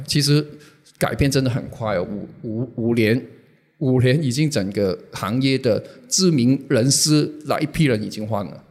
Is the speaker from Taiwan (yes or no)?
no; Hong Kong; 我是香港人，然后我之前是，一直是做杂志